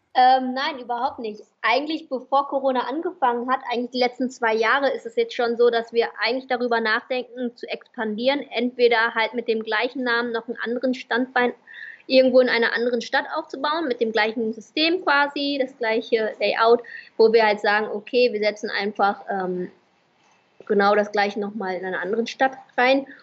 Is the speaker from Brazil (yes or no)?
no; Vietnam; moved away; also born or lived in Germany; Ich als Vietnamesin war in Deutschland